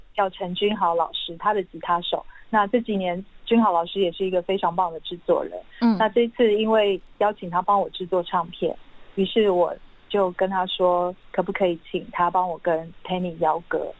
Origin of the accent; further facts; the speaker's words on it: Linluo, Pingtung County, Taiwan; first language Hakka; Chinese is a second language; now in Taipei, Taiwan; 我是屏东林洛乡的客家人，我从小在，我从五岁开始就在客家村长大